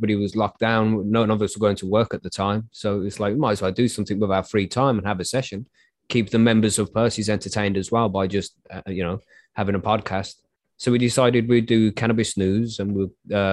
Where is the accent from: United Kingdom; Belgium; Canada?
United Kingdom; I'm from the UK